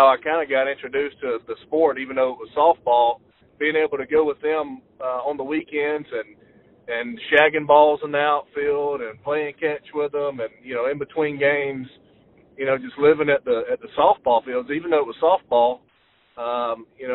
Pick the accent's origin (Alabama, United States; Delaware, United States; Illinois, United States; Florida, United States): Alabama, United States; Phenix City; Chattahoochee Valley Community College, which is a junior college in my hometown